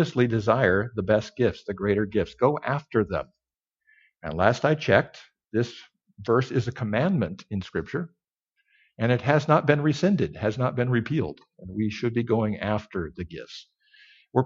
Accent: Bloomington, Minnesota, United States; moved away; I was raised in Bloomington, Minnesota, where you never heard a foreign language.

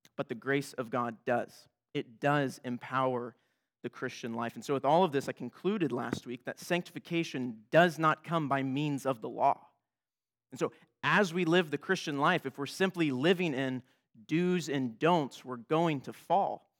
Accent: United States; I'm an American

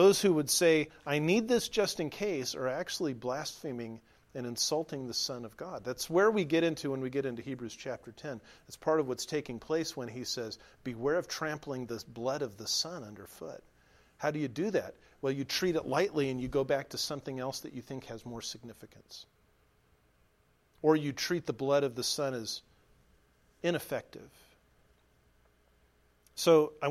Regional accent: Southern California, United States; now in Nebraska, United States; We're from Southern California.

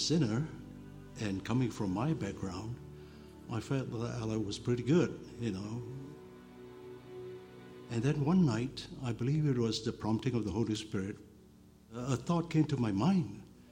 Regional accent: Malaysia; I was born in Malaysia in 1947.

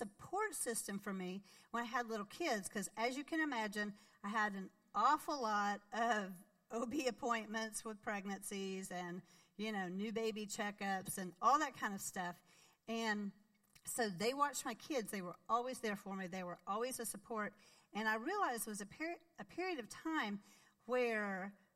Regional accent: Arkansas, United States; moved away as an adult; I grew up in Arkansas

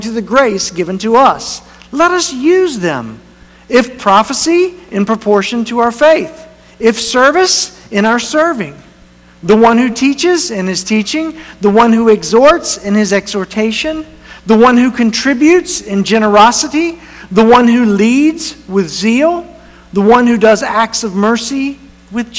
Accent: North Carolina, United States; moved away as an adult; it's the church that I first was a part-time youth pastor in when I was in college. It's my hometown

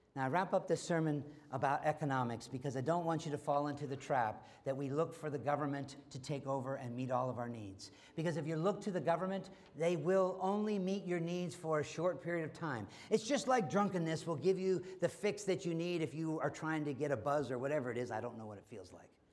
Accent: United States; being an American

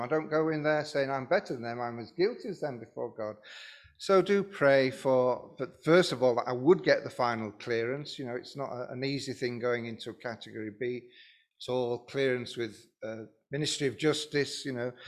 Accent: Lincoln, East Midlands, United Kingdom; I'm from Lincoln, and I was the pastor of Lincoln Evangelical Church.

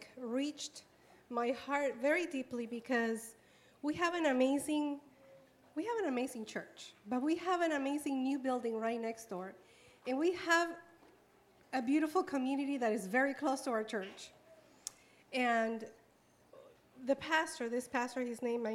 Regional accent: Cuba; now in United States; I'm from Cuba

